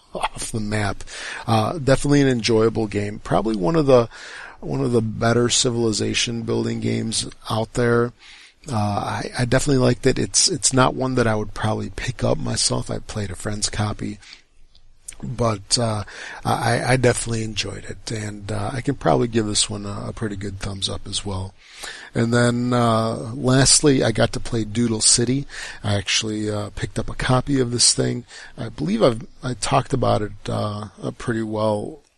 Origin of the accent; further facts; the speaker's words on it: United States; I'm American